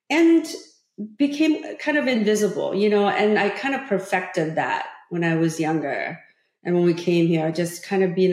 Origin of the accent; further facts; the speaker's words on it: California, United States; growing up in Orange County, you know, as, as, as a young teenager, um, I met so many people who went on to college and I had better grades than they did.